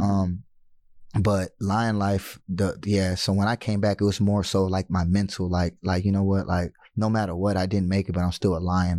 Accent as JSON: {"language": "English", "country": "United States", "said": "being American"}